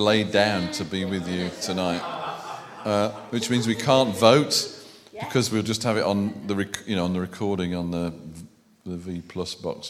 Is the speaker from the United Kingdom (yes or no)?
yes; Birmingham, West Midlands, United Kingdom; accent: Brummie; And I am a Brummie. I could revert if you want proof, but you may not enjoy the evening.